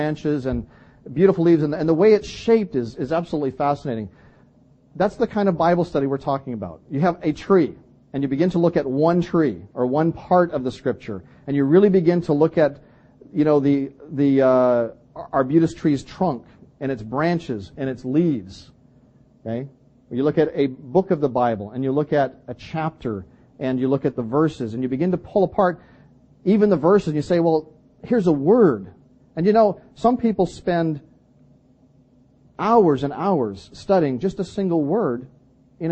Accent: British Columbia, Canada; moved away; I come from British Columbia

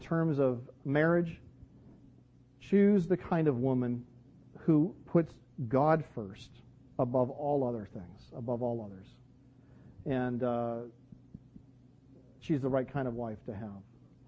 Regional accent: Vancouver, British Columbia, Canada; growing up in Vancouver

